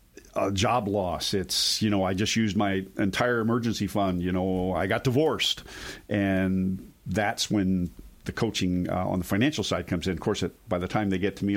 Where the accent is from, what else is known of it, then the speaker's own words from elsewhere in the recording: East Coast, United States; moved away; I grew up on the East Coast